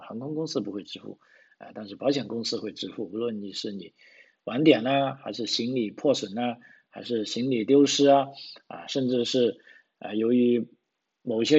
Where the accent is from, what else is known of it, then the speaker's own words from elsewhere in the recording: China; now in Australia; 那就不像啊我们从这个中国来的朋友，因为在国内已经。有了这种观念啊，会存钱啊。